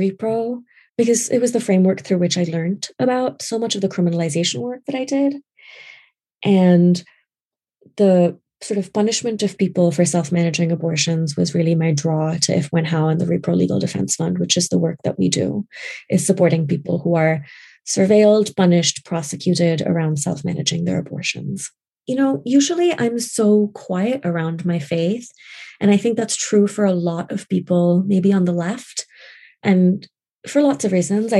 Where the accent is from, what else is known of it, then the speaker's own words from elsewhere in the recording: Karachi, Sindh, Pakistan; moved away as an adult; now in United States; I grew up in Pakistan, in Karachi, and I moved here in 2003